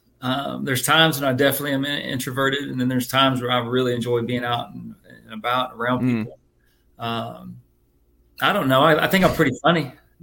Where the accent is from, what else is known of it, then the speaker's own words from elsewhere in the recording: Dallas, Texas, United States; also born or lived in Kansas; now in Georgia, United States; I grew up in Dallas.